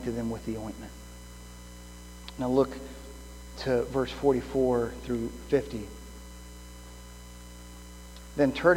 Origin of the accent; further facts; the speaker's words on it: Midwest, United States; moved away; I grew up in the Midwest